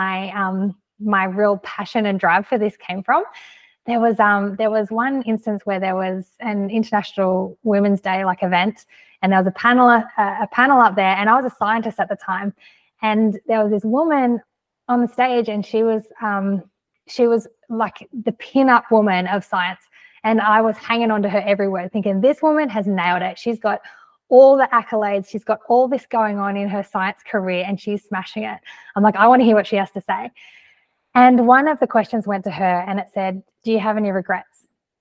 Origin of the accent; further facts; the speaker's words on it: Australia; I'm from Australia.